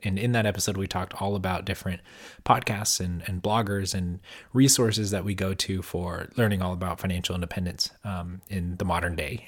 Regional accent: California, United States; I'm from California and most of my family's in California

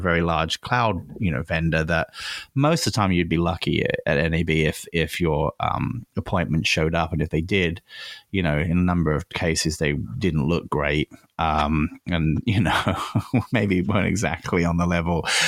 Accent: England, United Kingdom; moved away; I grew up in England

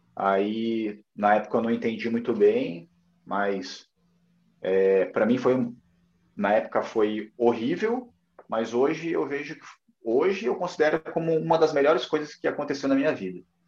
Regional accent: Curitiba, Paraná, Brazil; moved away as an adult; also born or lived in Brasília; now in Recife, Brazil; eu nasci em Curitiba, no Paraná. É, me formei na UFPR, que é a faculdade, a Universidade Federal do Paraná

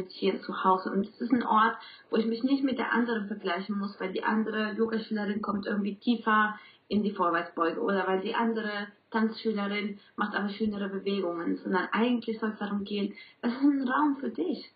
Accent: Colombia; German is a second language; now in Bielefeld, Germany; ich komme ursprünglich aus Kolumbien und deswegen auch mein Akzent

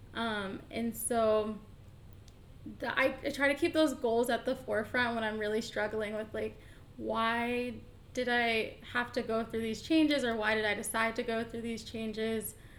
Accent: Atlanta, Georgia, United States; moved away as an adult; also born or lived in Boston / Austin, Texas; I am from Atlanta, born and raised

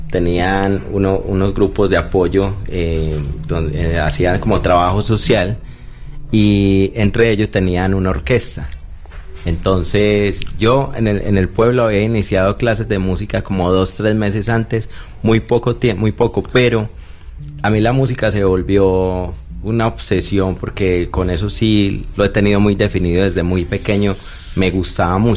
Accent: Santa Bárbara, Antioquia, Colombia; porque en el pueblo, yo soy de Santa Bárbara, Antioquia, es un pueblo

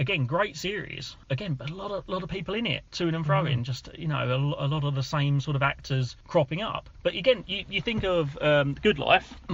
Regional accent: United Kingdom; we're British after all

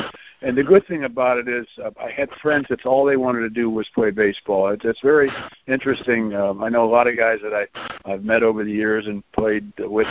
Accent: St. Louis, Missouri, United States; always remember those great days growing up in St. Louis

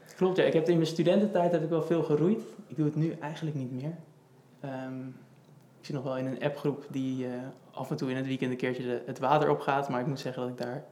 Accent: Houten, Utrecht, Netherlands; moved away as an adult; now in Amsterdam, Netherlands; Ik kom uit Houten, geboren in Houten en ik woon nu in Amsterdam

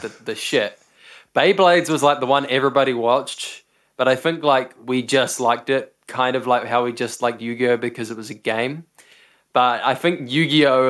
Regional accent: New Zealand; We're both from New Zealand

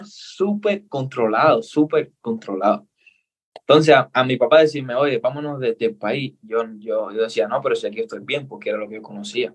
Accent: Cuba; accent: Cuban; now in Ecuador; soy cubano, nací en Cuba

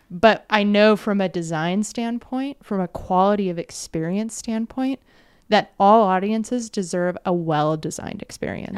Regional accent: United States; a kid growing up in the States

